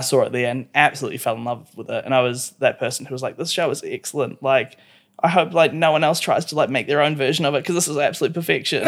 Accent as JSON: {"language": "English", "town": "Christchurch", "region": "Canterbury", "country": "New Zealand", "tie": "born or raised there", "also_born_or_lived": "Wellington", "moved": "yes", "said": "I was born in Wellington and then moved to Christchurch when I was like two ish"}